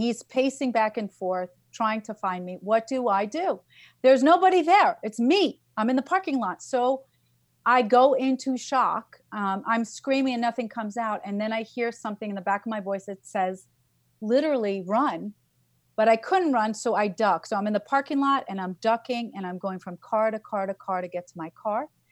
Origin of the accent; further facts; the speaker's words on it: New York, United States; I'm a New Yorker.